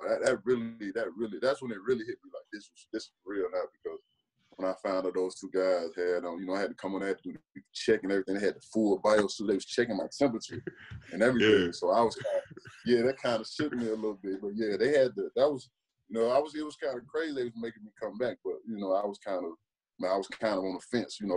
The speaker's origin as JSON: {"language": "English", "town": "West Memphis", "region": "Arkansas", "country": "United States", "tie": "born or raised there", "moved": "as an adult", "said": "I grew up in a town where there's no more than 24,000 people"}